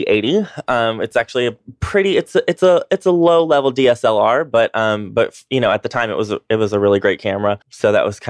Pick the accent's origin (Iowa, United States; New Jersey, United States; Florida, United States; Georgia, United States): Georgia, United States; North Georgia mountains, United States; moved away as an adult; also born or lived in New York; now in Atlanta, United States; I grew up in the North Georgia Mountains. I went to college there, grew up there. I went to college at Young Harris College.